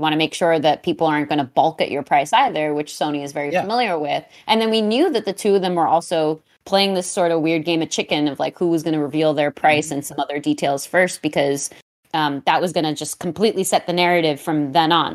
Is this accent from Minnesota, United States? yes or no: no; New York City, New York, United States; I'm from Queens County